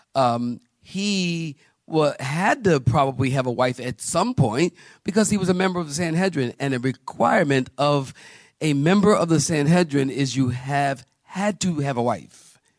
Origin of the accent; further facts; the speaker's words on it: Philadelphia, Pennsylvania, United States; I'm from Philly. And in Philly, we say John